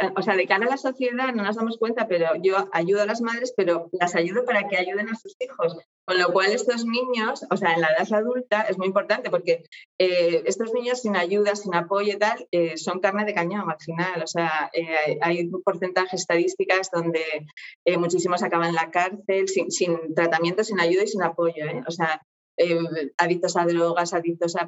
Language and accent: Spanish; Oviedo, Asturias, Spain; soy de Oviedo, aquí de España